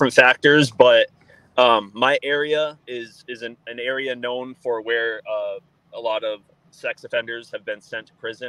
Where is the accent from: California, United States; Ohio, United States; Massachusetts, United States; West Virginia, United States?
Massachusetts, United States; I'm from Central Mass. Yes.